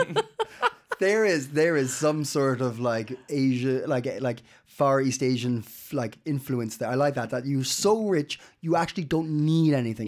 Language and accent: English; Ireland; now in Denmark; I'm Irish